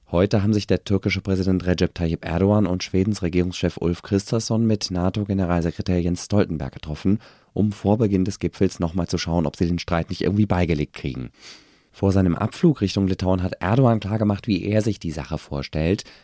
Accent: Berlin, Germany; finde ich natürlich super und blicke als Berliner einmal mehr neidisch nach Paris.

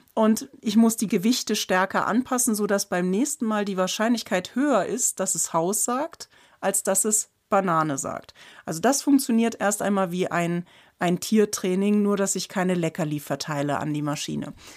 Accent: Germany; als Deutsche

